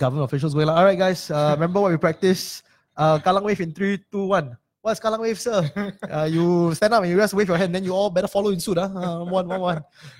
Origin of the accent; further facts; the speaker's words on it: Singapore; I'm doing a podcast about being Singaporean.